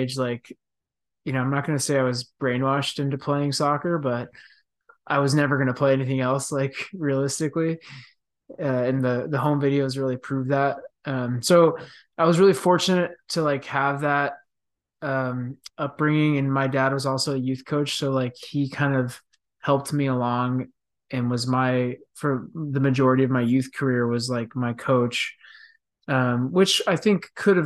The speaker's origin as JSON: {"language": "English", "town": "Dallas", "region": "Texas", "country": "United States", "tie": "born or raised there", "said": "I grew up in Texas, which is Dallas, Texas"}